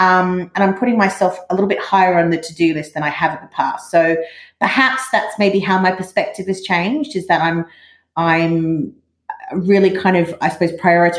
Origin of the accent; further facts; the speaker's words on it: Australia; moved away as an adult; now in London, United Kingdom; as you can probably tell from the accent, I'm Australian. I grew up in not far from actually what's called the Never Never in Australia, which is kind of a phrase for the Australian outback. I'm not exactly in the Never Never, but I'm not far from it.